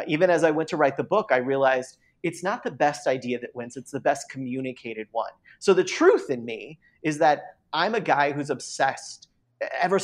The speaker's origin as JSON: {"language": "English", "town": "San Diego", "region": "California", "country": "United States", "tie": "born or raised there", "said": "I was born in San Diego."}